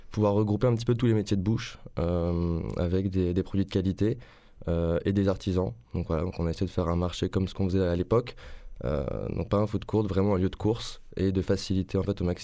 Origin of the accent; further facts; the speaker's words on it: Île-de-France, France; also born or lived in Toulouse; euh, région parisienne.